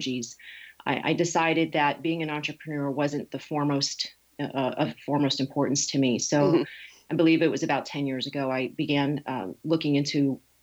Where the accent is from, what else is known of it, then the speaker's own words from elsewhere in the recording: Connecticut, United States; moved away as an adult; also born or lived in New York City; now in California, United States; I was raised in Connecticut. I've been out here in California for 20 years.